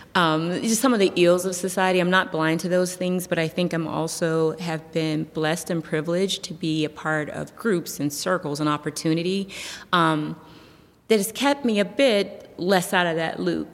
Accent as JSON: {"language": "English", "town": "Youngstown", "region": "Ohio", "country": "United States", "tie": "born or raised there", "said": "I am born and raised in Youngstown, Ohio."}